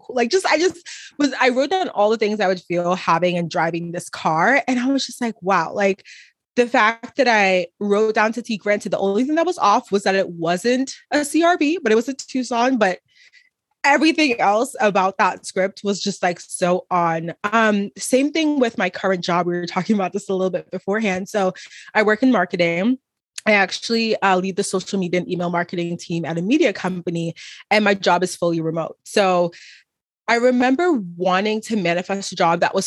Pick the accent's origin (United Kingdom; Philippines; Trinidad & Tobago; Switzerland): Trinidad & Tobago; now in Dallas, United States; I'm from Trinidad and Tobago, from literally the islands